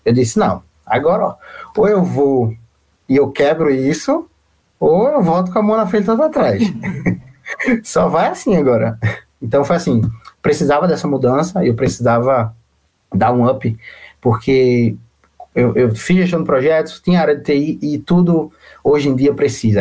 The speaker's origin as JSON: {"language": "Portuguese", "town": "Recife", "region": "Pernambuco", "country": "Brazil", "moved": "as an adult", "lives_now": "Cork, Ireland", "said": "eu também sou, sou de Recife, eu venho daí"}